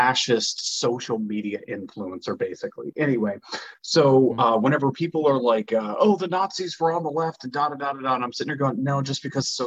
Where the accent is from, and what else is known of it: Louisiana, United States; born or raised there